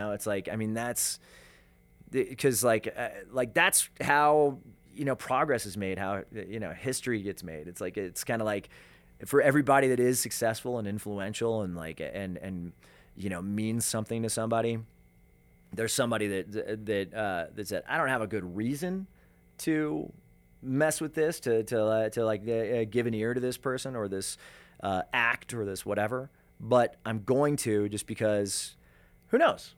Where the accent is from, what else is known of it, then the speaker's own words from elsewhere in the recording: Denver, Colorado, United States; Denver being my hometown